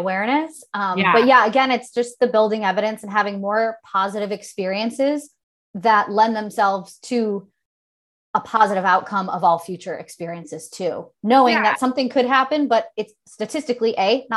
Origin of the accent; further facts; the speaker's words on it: Chicago, Illinois, United States; Growing up in Chicago